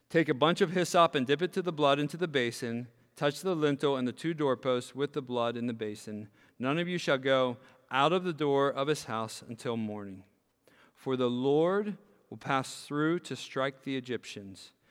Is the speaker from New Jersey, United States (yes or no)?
no; York, Pennsylvania, United States; when I grew up in York, Pennsylvania